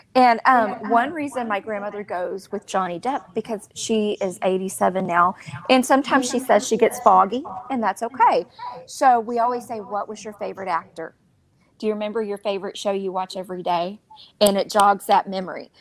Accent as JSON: {"language": "English", "town": "Beaumont", "region": "Texas", "country": "United States", "moved": "yes", "said": "I'm from Beaumont and I still have the same uh, phone number from 20 years ago in college, 409"}